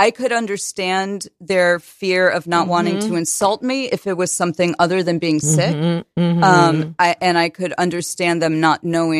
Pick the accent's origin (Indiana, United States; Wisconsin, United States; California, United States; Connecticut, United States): Connecticut, United States; also born or lived in New Jersey / Maryland / Virginia; I moved around a lot. I was born in New Jersey, moved to Maryland, then Virginia, then a number of towns in Connecticut.